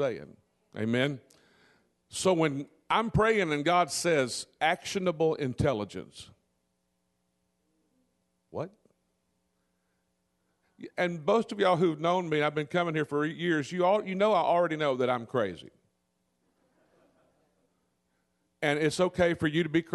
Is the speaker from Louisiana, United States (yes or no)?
yes; Delta Country, Louisiana, United States; I'm from Delta Country down in that part of Louisiana